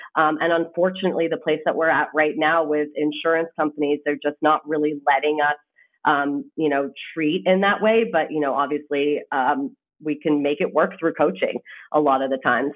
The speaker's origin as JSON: {"language": "English", "country": "Canada", "moved": "as an adult", "lives_now": "United States", "said": "I am actually Canadian. So, I come from across the border. Um, and the reason I came to the States is actually because I played tennis in college"}